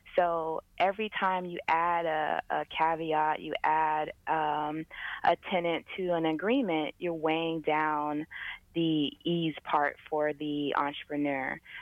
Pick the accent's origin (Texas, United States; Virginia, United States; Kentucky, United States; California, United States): California, United States; San Diego; I'm originally from San Diego, California